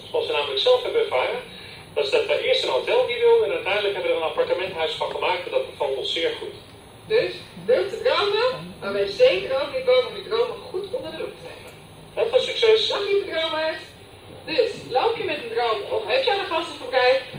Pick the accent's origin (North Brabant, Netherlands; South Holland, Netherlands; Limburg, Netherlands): South Holland, Netherlands; Scheveningen; Ik kom zelf uit Scheveningen.